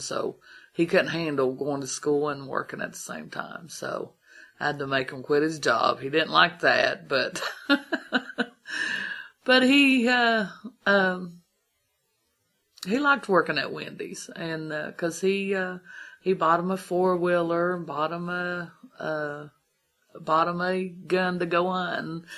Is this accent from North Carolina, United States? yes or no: no; Columbus, Ohio, United States; moved away as an adult; now in Big Ugly Creek, United States; I wasn't born around here, I was from Columbus